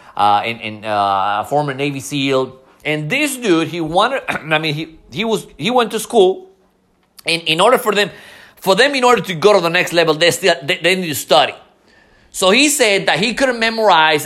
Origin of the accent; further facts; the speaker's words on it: Mexico City, Mexico; English is a second language; moved away; I'm you know from Mexico City